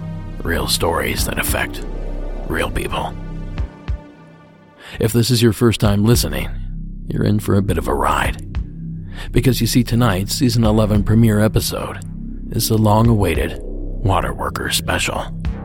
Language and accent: English; Appalachian Ohio, United States; moved away as an adult; I grew up in the Appalachian foothills of Ohio, and water wasn't a big deal there.